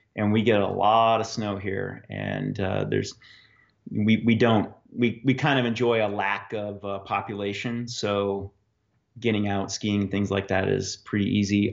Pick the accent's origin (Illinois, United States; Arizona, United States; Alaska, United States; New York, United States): Alaska, United States; Fairbanks; also born or lived in Anchorage; I grew up in Fairbanks